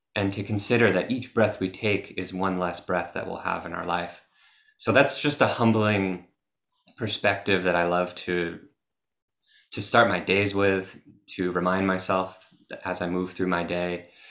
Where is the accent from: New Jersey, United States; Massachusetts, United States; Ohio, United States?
Massachusetts, United States; I'm from Massachusetts in the USA, and I grew up in nature as a as a kid